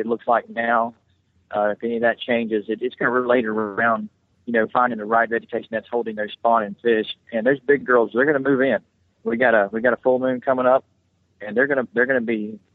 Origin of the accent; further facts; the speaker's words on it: Central Florida, United States; I grew up in Central Florida, real close to the Simi Chain of Lakes